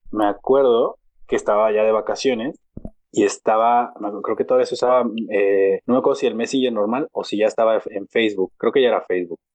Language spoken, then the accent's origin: Spanish; Mexico; como mexicano pesimista